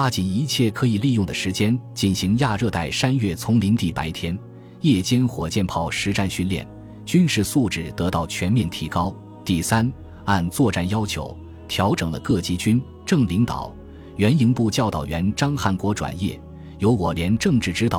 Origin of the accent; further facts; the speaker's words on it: Maguan, Yunnan, China; 于十二月十八日顺利到达我的家乡文山川马关县八寨镇。